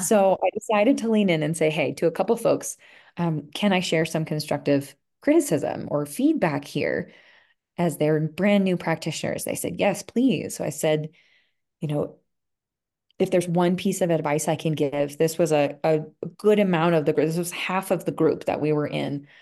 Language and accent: English; outside of Philadelphia, Pennsylvania, United States; moved away as an adult; also born or lived in Vermont; now in Colorado, United States; I grew up outside of Philadelphia in a pretty busy area